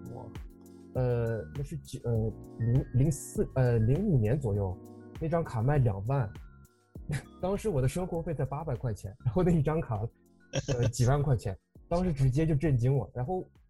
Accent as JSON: {"language": "Chinese", "region": "Inner Mongolia", "country": "China", "said": "我来自内蒙古"}